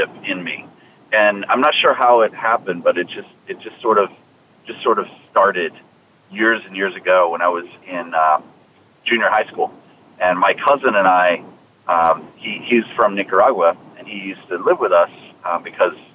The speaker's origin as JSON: {"language": "English", "town": "Washington", "region": "District of Columbia", "country": "United States", "tie": "born or raised there", "said": "I grew up in Washington D.C. area"}